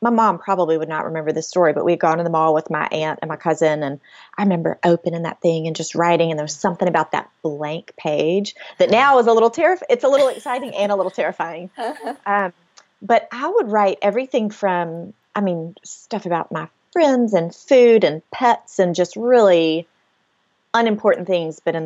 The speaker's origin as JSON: {"language": "English", "town": "Mobile", "region": "Alabama", "country": "United States", "tie": "born or raised there", "moved": "yes", "lives_now": "Homewood, United States", "said": "I'm from Mobile, which is way down, you know, on the water. So hurricanes are a regular part of life"}